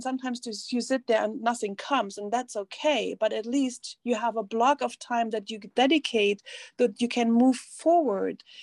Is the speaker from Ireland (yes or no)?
no; East Germany, Germany; English is a second language; moved away; I grew up in East Germany